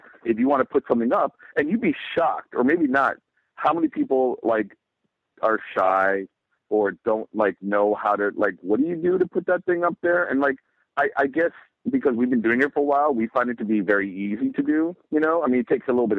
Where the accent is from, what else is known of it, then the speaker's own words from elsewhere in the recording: New York City, New York, United States; I'm a New Yorker and I took public transportation.